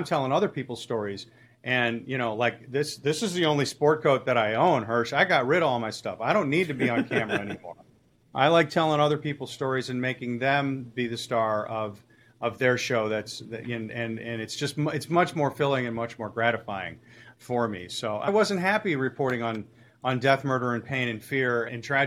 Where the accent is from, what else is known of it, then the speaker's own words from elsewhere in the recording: North Shore, Illinois, United States; also born or lived in St. Louis; I grew up on the North Shore